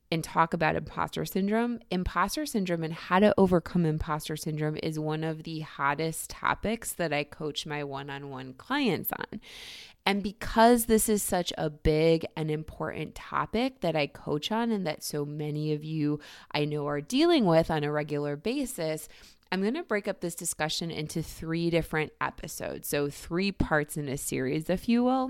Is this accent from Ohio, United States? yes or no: yes; Cleveland, Ohio, United States; Cleveland, Ohio, my hometown